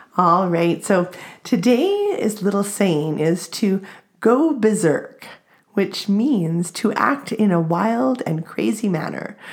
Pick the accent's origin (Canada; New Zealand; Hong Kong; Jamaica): Canada